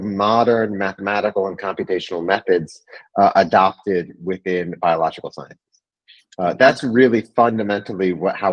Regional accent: East Lansing, Michigan, United States; moved away; I'm from East Lansing originally.

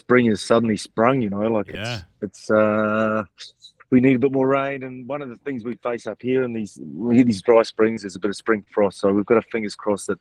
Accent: Auckland, New Zealand; moved away as an adult; also born or lived in Roseworthy, South Australia; now in Australia; I grew up in Auckland

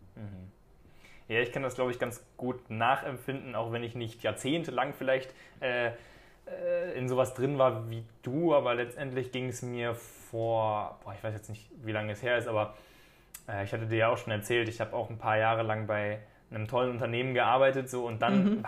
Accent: Germany; weil es natürlich auch das Land ist, wo ich herkomme

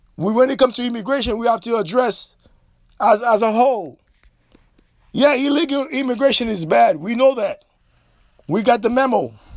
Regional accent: Haiti; now in United States; as a Haitian national who reside o-, overseas

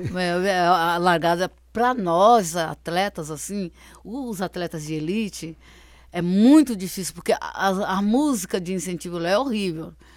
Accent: Minas Gerais, Brazil; moved away; Lá na minha terra, lá em Minas, era a cavalo, era a pé, vai para a escola, é a pé.

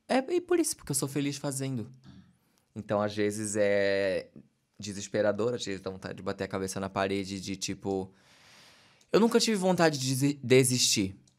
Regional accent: Santa Catarina, Brazil; accent: peixeiro; Eventualmente eu fico mais peixeiro quando estou em temporada fazendo, meu sotaque fica mais forte

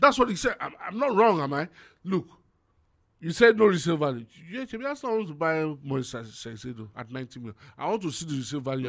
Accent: Nigeria; I'm Nigerian

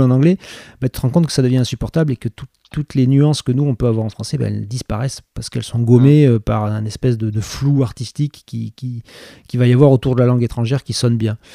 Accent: Bordeaux, Nouvelle-Aquitaine, France; also born or lived in Cadillac; j'ai grandi à Bordeaux, qui est quand même une grande ville, mais j'ai grandi jusqu'à mhm. l'âge de 7 ans

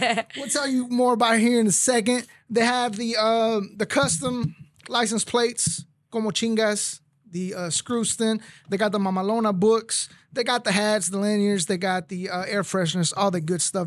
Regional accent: McAllen, Texas, United States; also born or lived in Tamaulipas, Mexico / Mission, Texas / Houston area, Texas / Michigan; now in Houston, United States; I was born in Tamaulipas, raised in McAllen in Mission.

